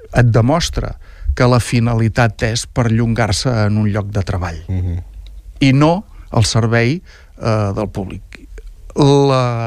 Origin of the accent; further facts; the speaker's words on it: Lloret de Mar, Catalonia, Spain; la sort que tenim els lloretencs